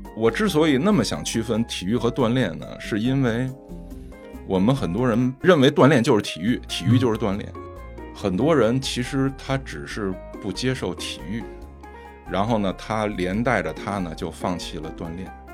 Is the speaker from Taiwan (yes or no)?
no; China; 我们中国人